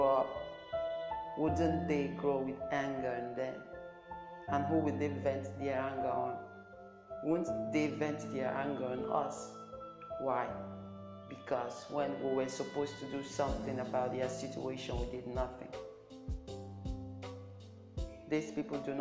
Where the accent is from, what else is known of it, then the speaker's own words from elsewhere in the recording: Nigeria; I'm from Nigeria